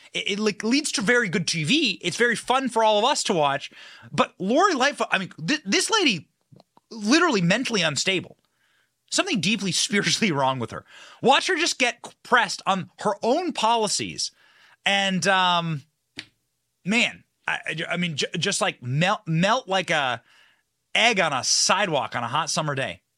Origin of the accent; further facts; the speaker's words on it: Cedar Rapids, Iowa, United States; also born or lived in Chicago, Illinois; I'm from a place called Cedar Rapids, Iowa